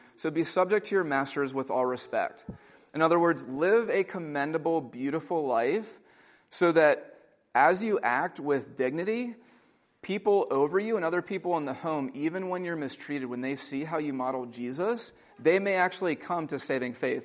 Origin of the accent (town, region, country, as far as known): United States